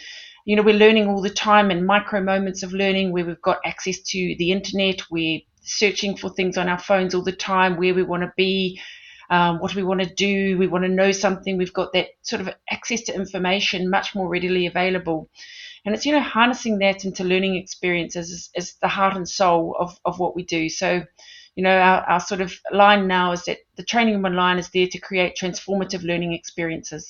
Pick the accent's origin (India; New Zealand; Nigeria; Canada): New Zealand; moved away as an adult; also born or lived in London, United Kingdom; now in South Africa; I'm originally from New Zealand and sort of studied at Auckland University a degree in performance piano. I went on to Teachers College in New Zealand